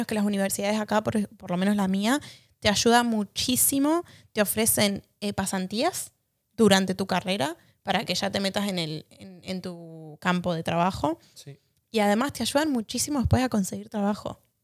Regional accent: Argentina; moved away; para nosotros como argentinos

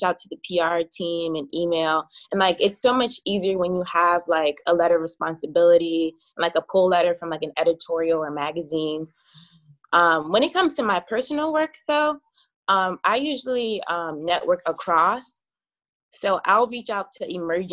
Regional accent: New York City, New York, United States; I'm from Brooklyn, New York. I reside in Flatbush area right now

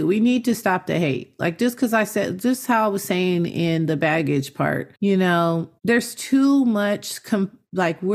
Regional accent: Inglewood, California, United States; we're from Inglewood

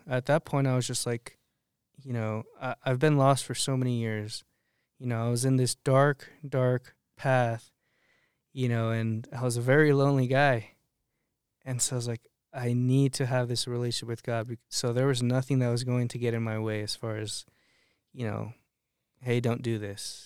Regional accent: Arizona, United States; moved away as an adult; also born or lived in Colorado; now in Lyman, United States; I'm from Arizona.

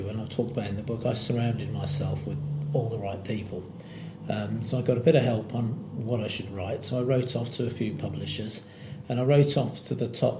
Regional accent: Birmingham, West Midlands, United Kingdom; I was born in Birmingham, what's Dudley Road Hospital then, the City Hospital.

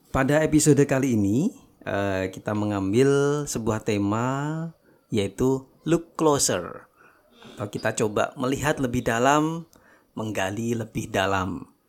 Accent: Malang, East Java, Indonesia; moved away as an adult; now in Lombok, Indonesia; terus terang memang saya bukan asli dari NTB. Jadi saya ini saya dari Jawa.

